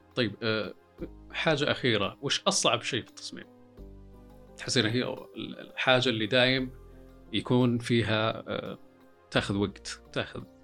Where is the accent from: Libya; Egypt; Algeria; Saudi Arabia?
Saudi Arabia; عندنا في السعوديه